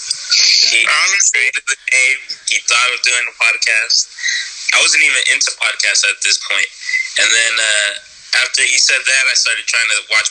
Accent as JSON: {"language": "English", "town": "Oakland", "region": "California", "country": "United States", "lives_now": "Hayward, United States", "said": "I live in Hayward right now. Okay. Originally from Oakland."}